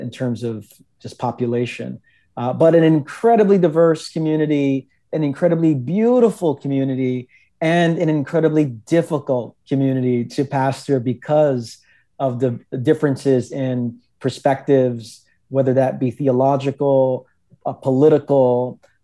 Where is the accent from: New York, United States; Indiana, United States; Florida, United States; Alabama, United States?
New York, United States; New York City; also born or lived in Queens, New York; born and raised in Brooklyn, New York.